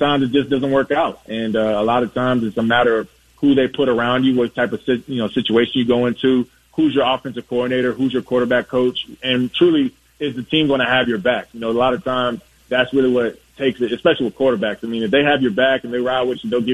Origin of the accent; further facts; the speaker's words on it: Virginia Beach, Virginia, United States; I'm from Virginia Beach, so I grew up watching you play